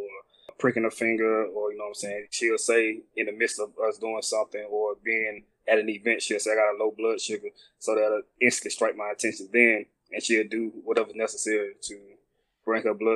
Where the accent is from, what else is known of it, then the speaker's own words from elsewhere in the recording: Montgomery, Alabama, United States; from Montgomery, Alabama